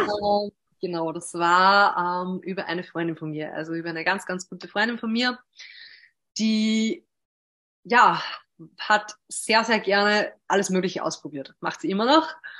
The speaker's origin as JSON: {"language": "German", "town": "Hörsching", "region": "Upper Austria", "country": "Austria", "tie": "born or raised there", "said": "habe zwei Schwestern und bin auch in Hörsching zur Schule gegangen."}